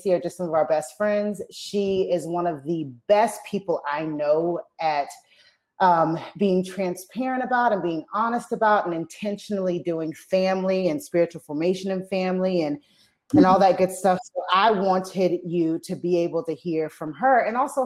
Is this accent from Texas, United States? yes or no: no; South Carolina, United States; moved away as an adult; now in Northern Ireland, United Kingdom; I'm originally from South Carolina in the United States of America